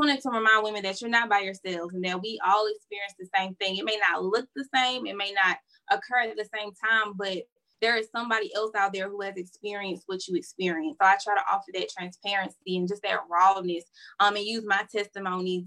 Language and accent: English; Florence, South Carolina, United States; now in Columbia, United States; I'm originally from Florence, South Carolina, but I currently reside in Columbia